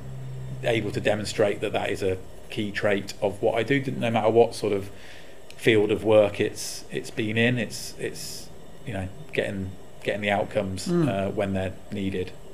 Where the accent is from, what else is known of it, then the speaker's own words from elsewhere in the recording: Warwickshire, West Midlands, United Kingdom; my hometown, up in Warwickshire